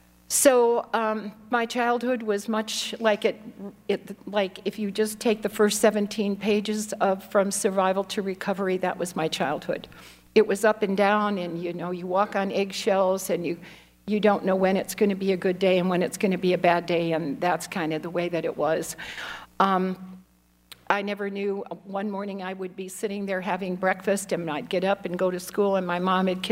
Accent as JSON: {"language": "English", "town": "Chicago", "region": "Illinois", "country": "United States", "tie": "born there", "said": "so I was born in Chicago, Illinois, in an alcoholic home."}